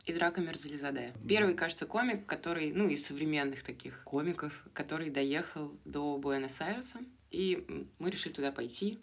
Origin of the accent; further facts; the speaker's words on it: Moscow, Russia; moved away as an adult; now in Argentina; я из Москвы